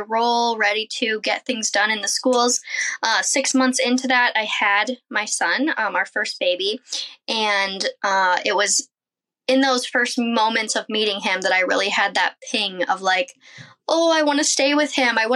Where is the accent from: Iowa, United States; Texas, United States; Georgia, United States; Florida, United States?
Iowa, United States; I am a mom from Iowa. We have a nice little homestead here